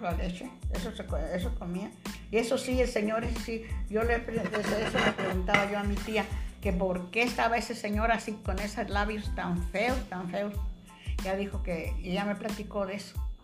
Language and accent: Spanish; Morelia, Michoacán, Mexico; now in Colima, Mexico; de Morelia, De Michoacán